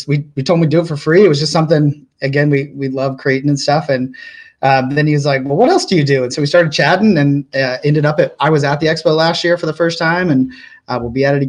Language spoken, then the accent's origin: English; Flagstaff, Arizona, United States; I grew up in Flagstaff, Arizona